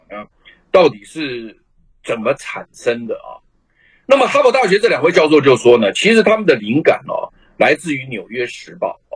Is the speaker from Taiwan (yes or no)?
yes; Taiwan; 我们台湾人